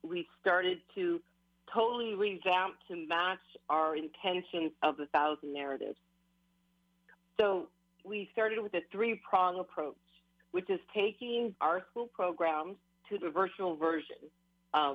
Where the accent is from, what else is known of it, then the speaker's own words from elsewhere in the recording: Hawaii, United States; it was definitely a struggle being Hawaiian Kanakamoli